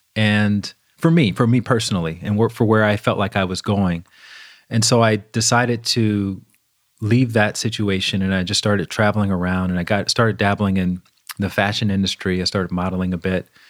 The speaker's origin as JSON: {"language": "English", "region": "Alabama", "country": "United States", "tie": "born or raised there", "said": "I grew up in the South, in Alabama."}